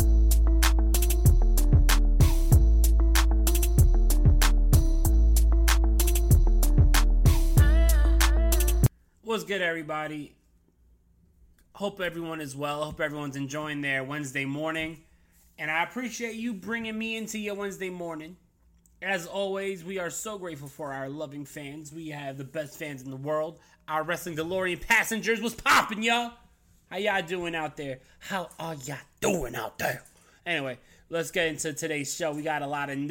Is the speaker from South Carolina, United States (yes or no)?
no; New York City, New York, United States